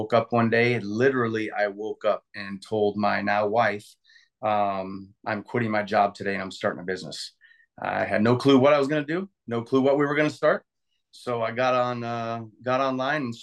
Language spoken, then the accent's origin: English; Central Iowa, United States; I grew up in Central Iowa. I left Central Iowa when I graduated